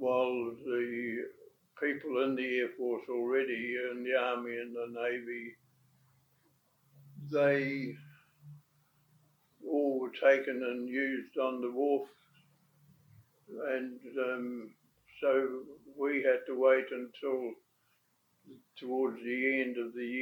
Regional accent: Rangiora, Canterbury, New Zealand; I was born and bred in Rangiora, North Canterbury

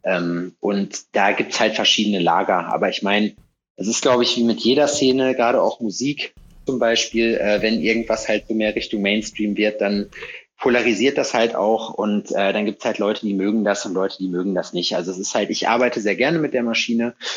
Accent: North Rhine-Westphalia, Germany; moved away as an adult; now in Jena, Germany; Ich komme aus Nordrhein-Westfalen ursprünglich.

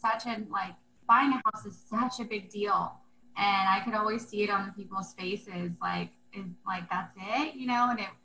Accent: Central Florida, United States; moved away; I grew up in a really small town, actually born and raised in Central Florida.

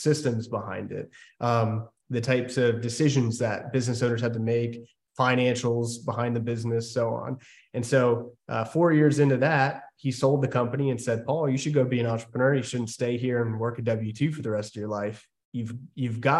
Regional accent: Maryland, United States; I grew up in Maryland

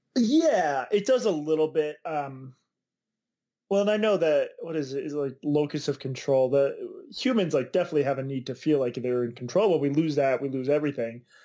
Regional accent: Boston, Massachusetts, United States; the Boston Globe, which is my hometown paper

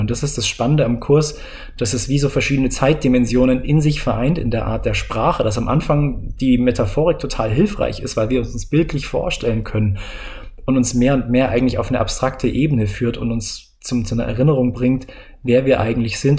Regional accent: Bavaria, Germany; moved away; Ich bin ja aus Bayern raus und ich, ach, dieses bayerische Mir ist an mir

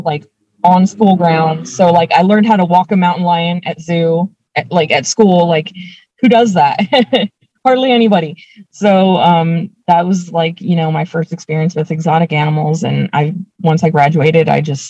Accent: Anaheim, California, United States; Grew up in Orange County, went to school there

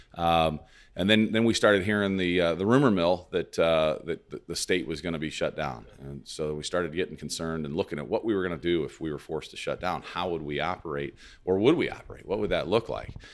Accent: Lebanon, Illinois, United States; also born or lived in Clinton County, Illinois / Carbondale, Illinois; I grew up in Lebanon

